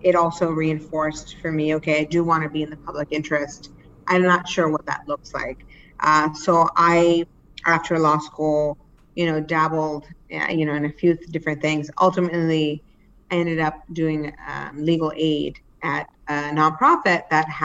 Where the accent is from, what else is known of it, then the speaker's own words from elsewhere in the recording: Cambridge, Massachusetts, United States; also born or lived in Pakistan; we were able to, you know, find our way to Cambridge